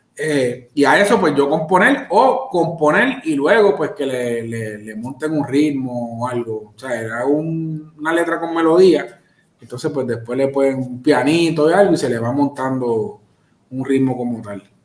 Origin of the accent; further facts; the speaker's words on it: Carolina, Puerto Rico; reggaetonero porque soy de Carolina.